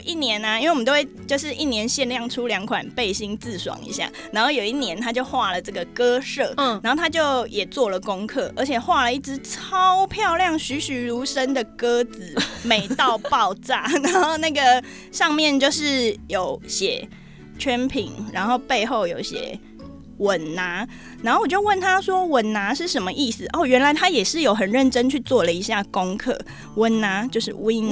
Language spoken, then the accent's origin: Chinese; Taiwan; 我是台湾来的